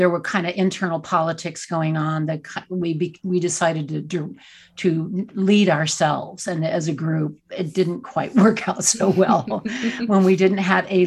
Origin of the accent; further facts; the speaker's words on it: Texas, United States; I grew up in Texas and Southern Baptist, super conservative.